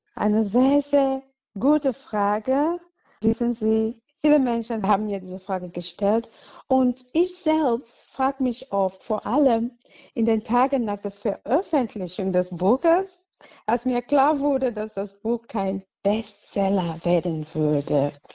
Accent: Cameroon; German is a second language; moved away as an adult; now in Cologne, Germany; Ich wurde in Kamerun geboren, so vor hm, fast 44 Jahren und wuchs als Katholikin auf

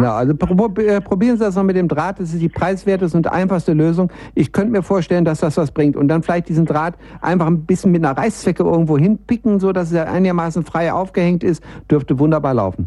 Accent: Bielefeld, North Rhine-Westphalia, Germany; now in Munich, Germany; wenn ich hier von Bayern in meine alte Heimat Bielefeld nach oben düse

